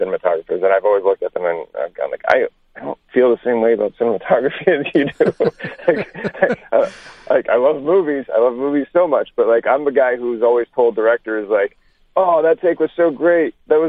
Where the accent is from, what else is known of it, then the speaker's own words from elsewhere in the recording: France; I grew up in France. So you're not totally wrong there.